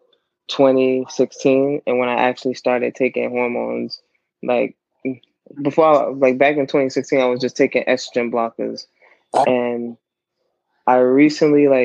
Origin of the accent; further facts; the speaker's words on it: New York City, New York, United States; now in Newport News, United States; I'm originally from Brooklyn, New York